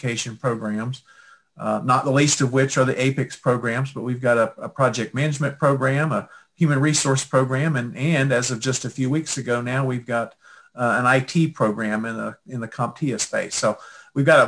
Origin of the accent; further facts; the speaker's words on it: Houston, Texas, United States; moved away as an adult; also born or lived in Knoxville, Tennessee / Auburn, Alabama; now in Chattanooga, United States; I'm originally from Texas. I grew up in the Houston area